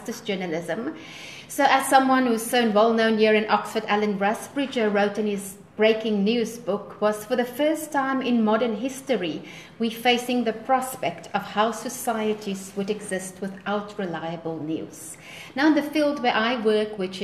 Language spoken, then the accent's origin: English; South Africa; I'm from South Africa. I live in Johannesburg, which is one of our main cities in the country